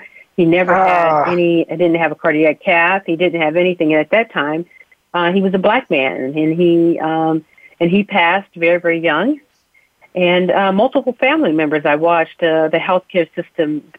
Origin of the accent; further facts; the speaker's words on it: Uniontown, Pennsylvania, United States; I was born right outside of Uniontown, Pennsylvania, to two wonderful parents, living in poverty. My father was a coal miner